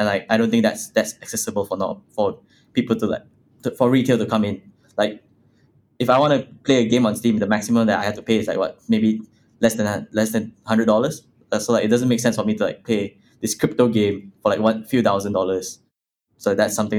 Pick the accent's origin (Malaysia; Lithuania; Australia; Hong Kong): Malaysia; I come from Malaysia, which is, like, a third world country.